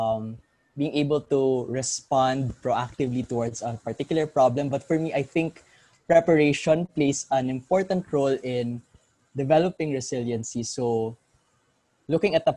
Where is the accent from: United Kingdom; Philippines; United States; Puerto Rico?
Philippines